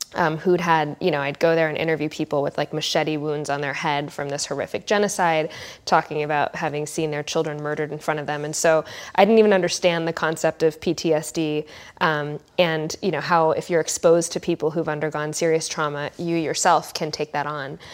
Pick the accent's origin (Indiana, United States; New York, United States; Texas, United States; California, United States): California, United States; I'm such a California person at heart